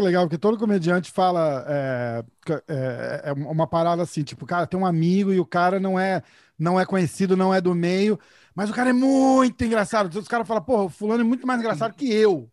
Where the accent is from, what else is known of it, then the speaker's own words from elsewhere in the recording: São Paulo, Brazil; accent: paulista; Eu sou de São Paulo